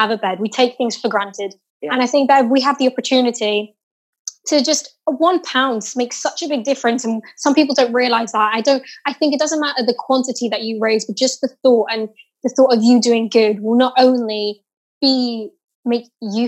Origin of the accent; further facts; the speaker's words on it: England, United Kingdom; now in Portugal; I do live in Portugal. I am English and I go backwards and forwards, but I do live in Portugal